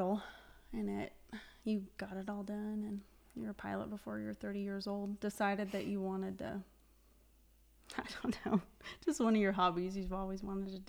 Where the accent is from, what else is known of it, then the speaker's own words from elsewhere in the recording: Walsh, Colorado, United States; also born or lived in Stonington, Colorado; I say my hometown's Walsh, but we live in this tiny town that's southeast of here